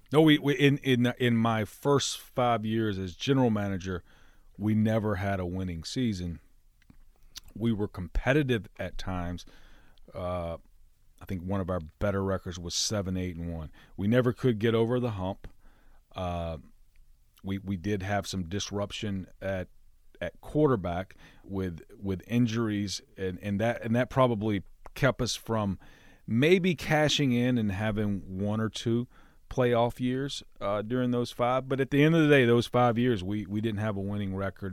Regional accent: Alabama, United States; born or raised there; moved away

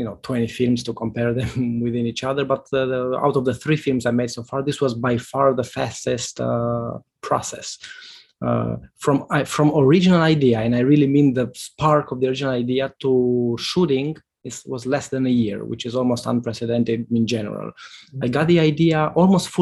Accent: northern Romania, Romania; the small town where I grew up in Romania

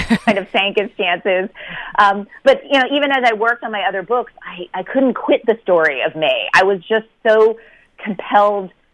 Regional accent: United States; born and raised in America

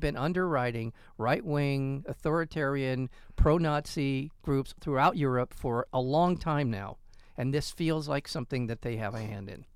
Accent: United States; I'm an American, American

